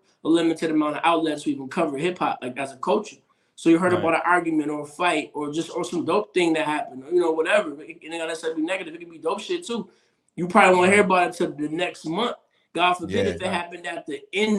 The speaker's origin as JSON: {"language": "English", "town": "Grand Rapids", "region": "Michigan", "country": "United States", "tie": "born or raised there", "said": "I grew up in West Michigan in Grand Rapids"}